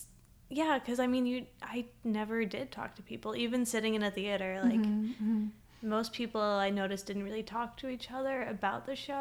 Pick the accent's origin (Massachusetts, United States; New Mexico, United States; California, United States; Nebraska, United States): Nebraska, United States; I grew up in Nebraska